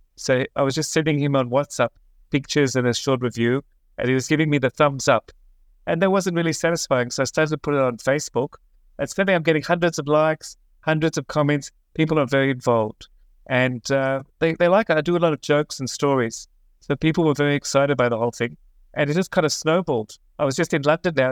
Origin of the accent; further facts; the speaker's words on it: Australia; also born or lived in Israel; now in Jerusalem, Israel; I'm originally from Australia, but I've been living in Israel for about twenty-six years